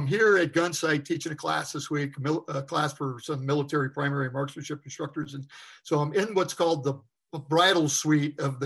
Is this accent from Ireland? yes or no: no; Vermont, United States; I grew up in Vermont, actually a sixth generation Vermonter